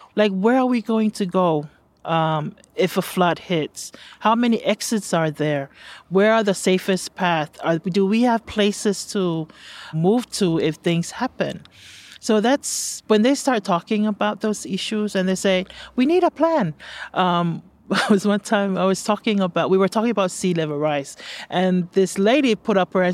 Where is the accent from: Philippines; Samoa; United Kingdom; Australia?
Samoa; moved away as an adult; now in United States; I'm originally from Samoa